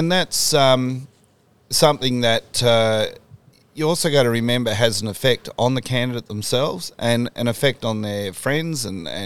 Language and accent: English; Australia; the point is, we are Australian, um, but it doesn't matter who we are individually